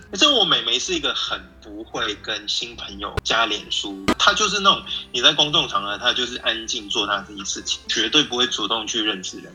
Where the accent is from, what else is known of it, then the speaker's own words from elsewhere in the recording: Hong Kong; moved away as an adult; also born or lived in United States; now in Taiwan; 我是在香港长大